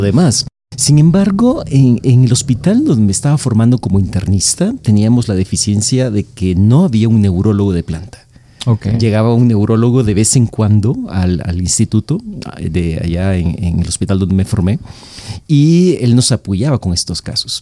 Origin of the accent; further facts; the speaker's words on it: El Salvador; moved away as an adult; now in Mexico; yo nací en El Salvador, ya, hace mucho tiempo. Este, me formé en la carrera de, de, medicina, hice medicina interna en El Salvador